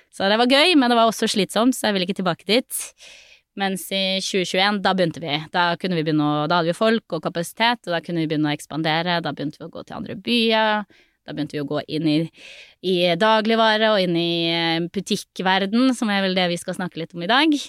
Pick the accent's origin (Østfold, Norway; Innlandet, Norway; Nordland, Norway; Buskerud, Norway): Nordland, Norway; Narvik; jeg vokste jo opp i Narvik